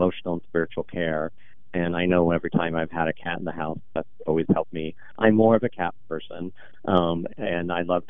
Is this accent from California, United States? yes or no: no; Portland, Oregon, United States; I'm born and raised here in Portland. I'm the youngest of 8 with deep North Portland roots.